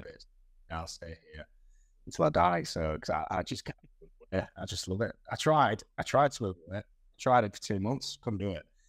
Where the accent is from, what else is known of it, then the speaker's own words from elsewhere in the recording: Hull, Yorkshire and the Humber, United Kingdom; I was born in Castle Hill, in Hull